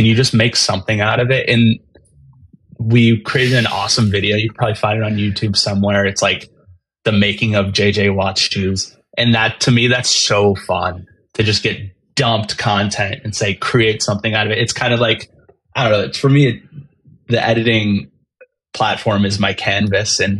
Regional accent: Easton, Massachusetts, United States; I grew up in Easton, Massachusetts, about 35, 40 minutes south of Boston

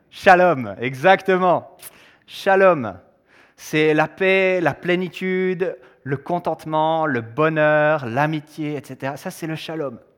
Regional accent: Switzerland; Évidemment, moi je suis suisse, marié à une américaine

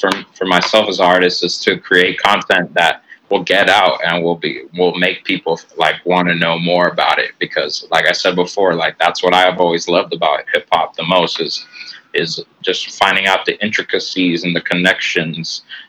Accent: San Francisco, California, United States; I told them I was from Frisco

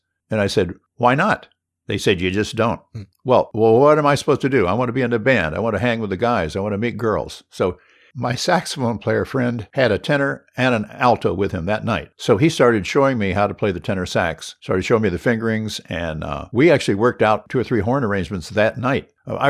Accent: Honolulu, Hawaii, United States; born there; I was born in 1947 in Honolulu at Kapi'olani Hospital, same hospital that Obama was born in.

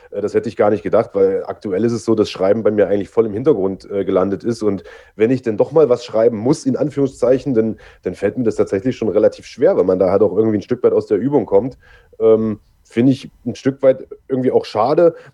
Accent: East Germany, Germany; ich komme ja irgendwie aus dem Osten und ich sage mal, das, das hörst du natürlich auch oder hat man damals noch extrem stark gehört und ich musste erstmal irgendwie eine Zeit lang dran arbeiten, äh, diesen Dialekt rauszukriegen

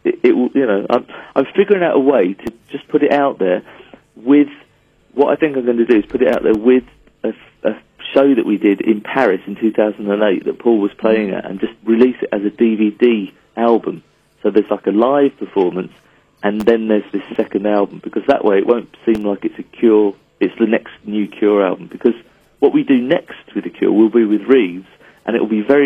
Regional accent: England, United Kingdom; we're an English band. Like our culture is English and our humor is English

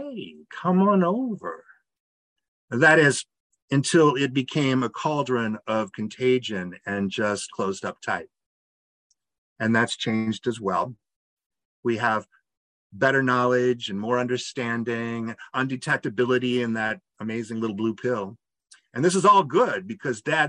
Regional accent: outside of Peoria, Illinois, United States; moved away; I grew up outside of Peoria.

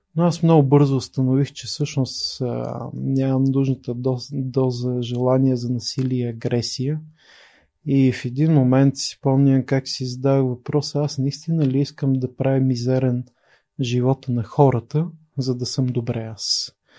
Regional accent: Pleven, Pleven Province, Bulgaria; moved away as an adult; also born or lived in Sofia; Роден съм 73-та година в София, израснал съм в Плевен

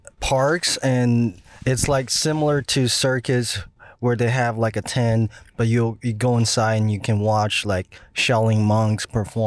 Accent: China; born or raised there; English is a second language; now in Alabama, United States

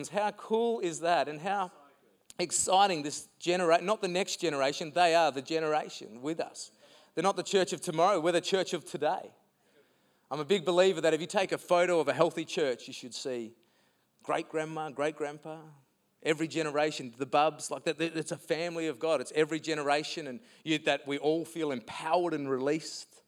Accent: Mukinbudin, Western Australia, Australia; I remember when I was 10 years old, I grew up in the Muck and and my mum and dad, who are here this morning, thanks for coming.

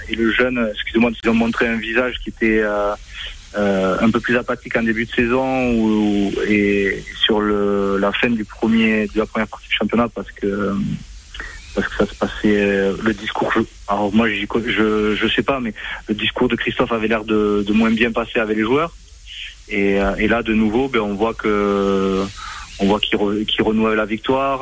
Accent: Ariège / Toulouse, Occitania, France; accent: mi-ariégeois, mi-toulousain; moved away; mon petit accent euh, mi-ariégeois, mi-toulousain

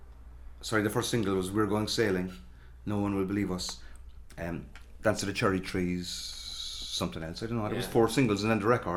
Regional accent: Cork, Munster, Ireland; And people are often ask me, am I from Mayfield? But no, I'm not, I'm from Wilton. But we spent our whole childhood getting the number 8 into town, which said Mayfield, Gert Alling on it.

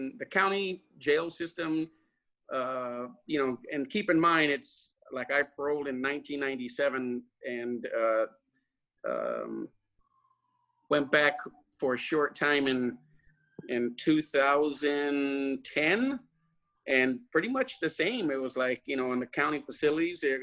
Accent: Lynwood, California, United States; I was from Linwood, right, which is right next to Compton and Watts.

